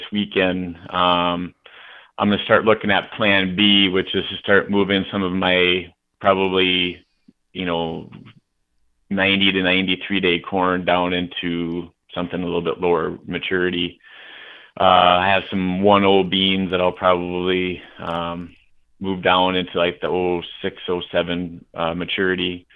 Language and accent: English; North Dakota, United States; born or raised there